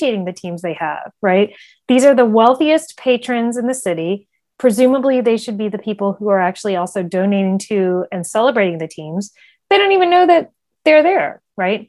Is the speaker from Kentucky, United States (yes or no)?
no; North Carolina, United States; growing up in North Carolina in the 80s